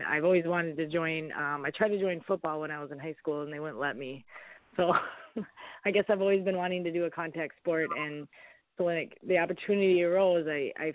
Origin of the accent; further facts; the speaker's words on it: Minneapolis, Minnesota, United States; also born or lived in Fargo, North Dakota; I'm from the Minneapolis area